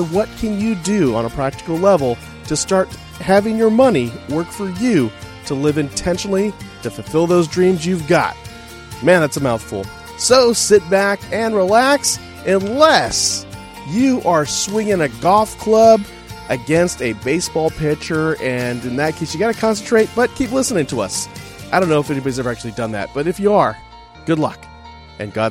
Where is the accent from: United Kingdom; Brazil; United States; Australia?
United States; California; So, uh, cause I'm imported from California.